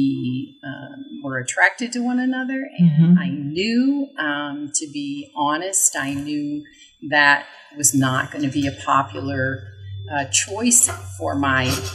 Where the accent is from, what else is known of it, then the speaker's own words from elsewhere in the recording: Wisconsin, United States; I grew up in the Midwest, in Wisconsin on Lake Michigan